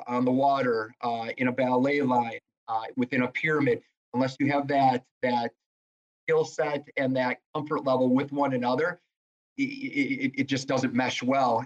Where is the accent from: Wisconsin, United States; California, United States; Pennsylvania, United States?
Wisconsin, United States; Lake Sherwood; growing up on Lake Sherwood